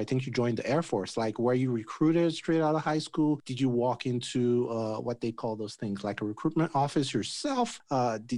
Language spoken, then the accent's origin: English; Nigeria; I'm Nigerian